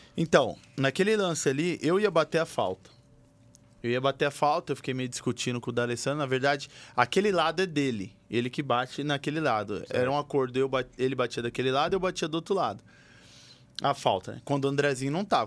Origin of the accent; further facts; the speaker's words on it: Bahia, Brazil; moved away; also born or lived in Bauru, São Paulo; eu vim da Bahia, né? Vim de Bauru, mas eu morei mais na Bahia do que em Bauru